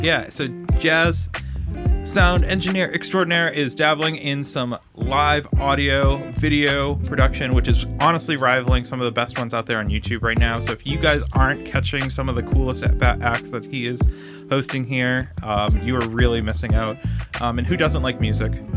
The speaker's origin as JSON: {"language": "English", "area": "Raleigh", "region": "Massachusetts", "country": "United States", "tie": "born or raised there", "said": "from Raleigh, Mass"}